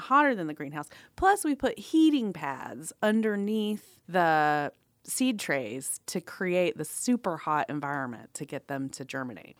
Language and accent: English; Atlanta, Georgia, United States; I grew up in Atlanta